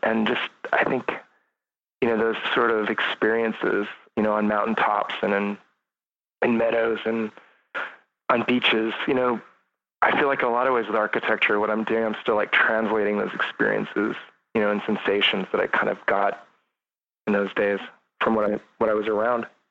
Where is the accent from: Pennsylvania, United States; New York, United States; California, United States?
California, United States; between Lodi and Jackson, rural; now in San Francisco, United States; I grew up in California. I grew up really rural, uh, kind of between in the Sierras, kind of just at the edge of the Sierras, edge of the San Joaquin Valley